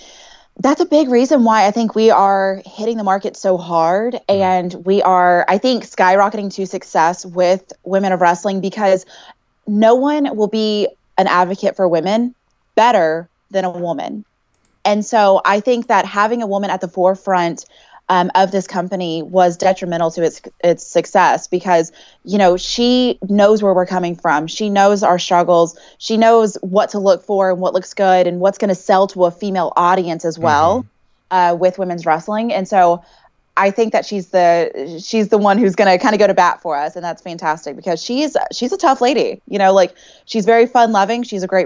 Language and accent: English; Texas, United States; It's something I haven't used in a long time, but I feel like, okay, I'm from Texas.